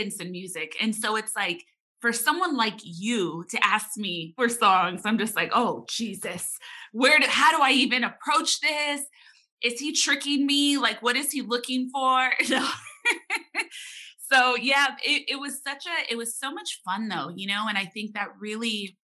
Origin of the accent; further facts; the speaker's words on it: Los Angeles, California, United States; especially as a younger person growing up in Los Angeles